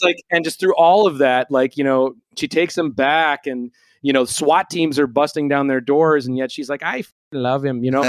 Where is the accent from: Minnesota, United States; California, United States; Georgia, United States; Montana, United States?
Minnesota, United States; Minneapolis; growing up in Minneapolis